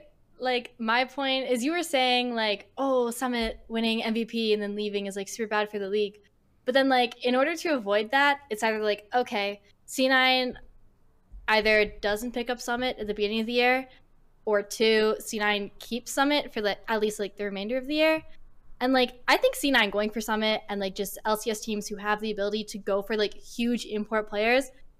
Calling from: Calgary, Alberta, Canada; Calgary, Canada.

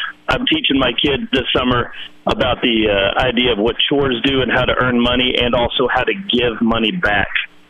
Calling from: Bentonville, Arkansas, United States; I'm calling from Bentonville, Arkansas.

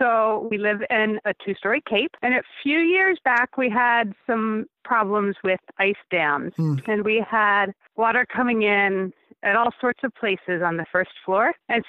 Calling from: Tilson, New York, United States; Yes, Tilson, New York.

